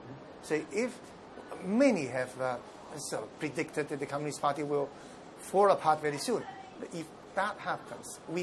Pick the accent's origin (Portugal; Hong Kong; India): Hong Kong; also born or lived in Guangzhou, China; I was born in Canton and brought up in Hong Kong